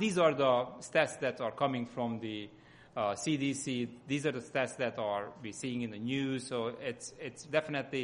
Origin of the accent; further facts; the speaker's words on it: Hungary; accent: Hungarian; English is a second language; moved away; my accent comes from Hungary